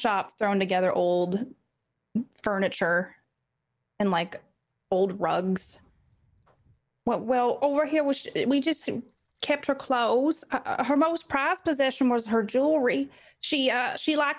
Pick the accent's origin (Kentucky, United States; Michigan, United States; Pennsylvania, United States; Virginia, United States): Kentucky, United States; I grew up here in Kentucky